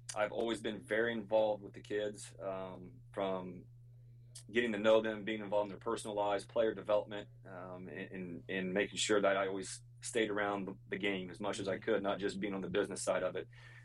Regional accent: an hour and a half from Athens, Ohio, United States; moved away as an adult; now in Austin, United States; my hometown's an hour and a half from Athens, Ohio.

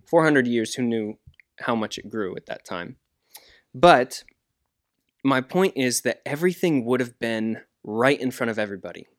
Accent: United States; I'm American

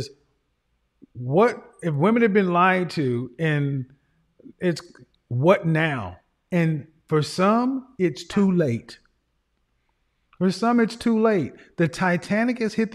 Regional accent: Oklahoma, United States; I'm from Oklahoma.

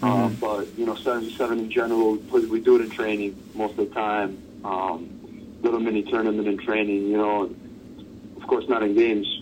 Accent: New York City, New York, United States; I'm from New York City.

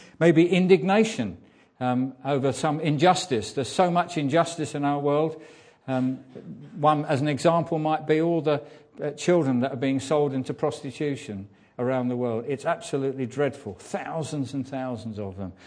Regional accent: England, United Kingdom; as English people

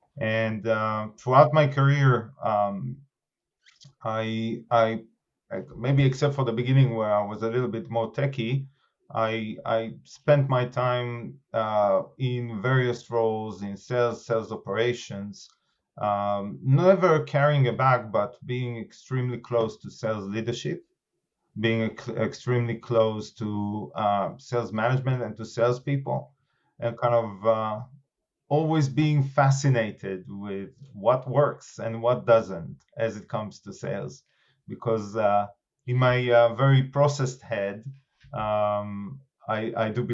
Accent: Israel; moved away as an adult; also born or lived in California; now in United Kingdom; if you don't guess the accent, I am originally from Israel, and I came over to UK at around 2002.

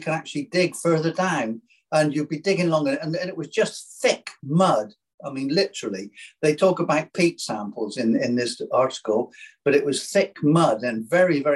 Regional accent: Burnham-on-Sea, South West England, United Kingdom; I was born in Burnham, and I've lived in Burnham all my life

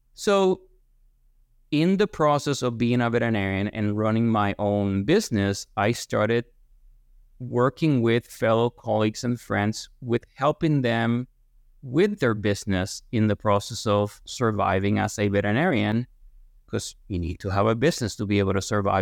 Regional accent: Guaynabo, Puerto Rico; moved away as an adult; also born or lived in Lexington, Kentucky; now in Ithaca, United States; I'm born and raised in, in Guaynabo, Puerto Rico, just southwest of San Juan

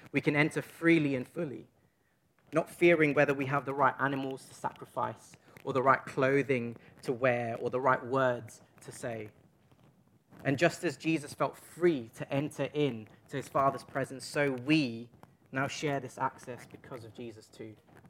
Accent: East London, London, United Kingdom; accent: Cockney; So I'm from East London. I just think of these things in Cockney sometimes.

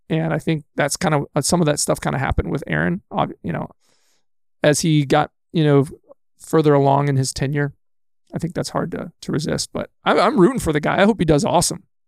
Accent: Texas, United States; moved away as an adult; now in Manitowoc, United States; I was born and raised in Texas.

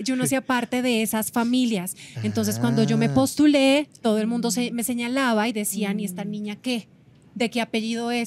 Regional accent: Colombia; moved away as an adult; now in Mexico; somos colombianos, vivimos aquí con mi esposo hace 10 años en México

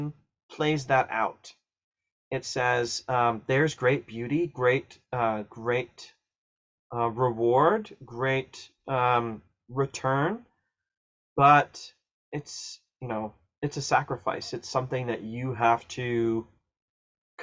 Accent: Ohio, United States; I grew up in Ohio and I went to college in Southern Ohio.

